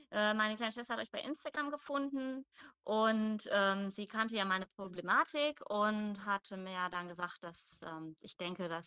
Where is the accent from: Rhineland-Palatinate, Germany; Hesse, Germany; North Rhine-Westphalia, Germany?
North Rhine-Westphalia, Germany; Mönchengladbach; ich komme aus Mönchengladbach.